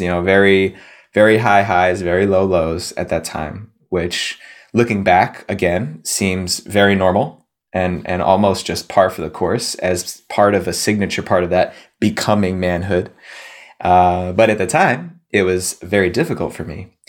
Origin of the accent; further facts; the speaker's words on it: New Jersey, United States; I grew up on the East Coast in New Jersey, just outside the suburbs of New York City